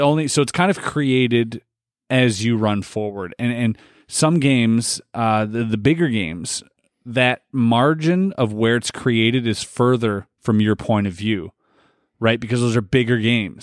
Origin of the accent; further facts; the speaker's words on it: Canada; we are Canadian